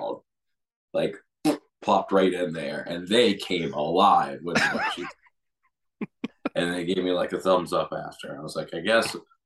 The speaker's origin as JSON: {"language": "English", "region": "Maryland", "country": "United States", "tie": "born or raised there", "accent": "hillbilly", "said": "I went to college in Maryland, like same state that I grew up"}